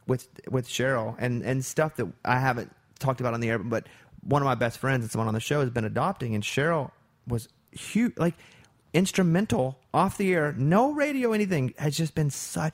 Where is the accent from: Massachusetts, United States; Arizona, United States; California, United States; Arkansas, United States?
Arkansas, United States; I'm from Arkansas.